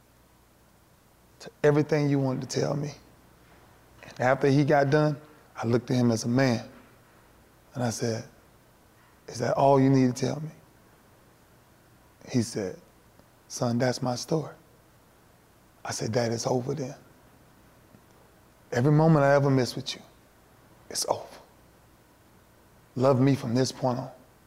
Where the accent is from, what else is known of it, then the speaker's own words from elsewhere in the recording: Lakeland, Florida, United States; for where I'm from Lakeland